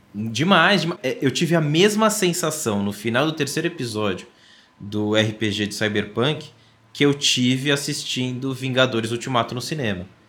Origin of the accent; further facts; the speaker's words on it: São Paulo, Brazil; sou paulista